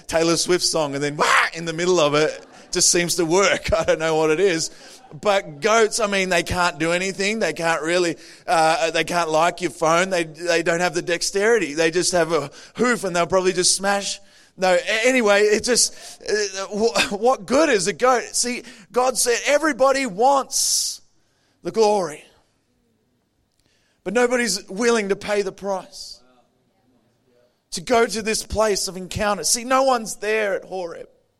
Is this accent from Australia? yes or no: yes; Adelaide, South Australia, Australia; I'm from Adelaide. I was born in Adelaide.